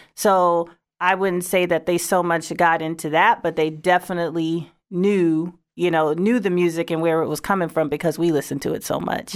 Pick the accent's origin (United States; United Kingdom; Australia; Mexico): United States; Saint Paul, Minnesota; moved away; I'm originally from Saint Paul, Minnesota.